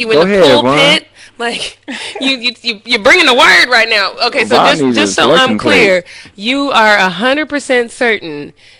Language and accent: English; Denver, Colorado, United States; moved away; when I was in Denver, when I was growing up, and you know, I grew up in Bronco country